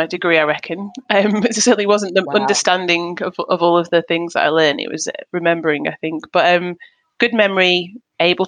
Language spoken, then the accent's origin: English; Manchester, North West England, United Kingdom; now in Hertfordshire, United Kingdom; I'm born and bred in Manchester, Manchester, England. And I live now in Hertfordshire